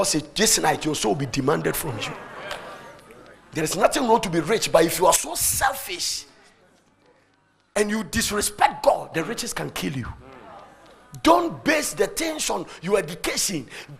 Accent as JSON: {"language": "English", "country": "Ghana", "second_language": "English", "lives_now": "United States", "said": "In America, Warren Buffett, Bill Gates, and then because I'm a Ghanaian, $5,000 soon as FBI vision."}